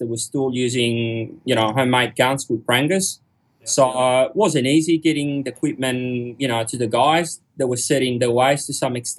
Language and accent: English; Genoa, Liguria, Italy; now in Australia; I grew up in Genoa, northern Italy. It's a city not far from France, about 2 hours drive, give or take. And that's where I started my diving.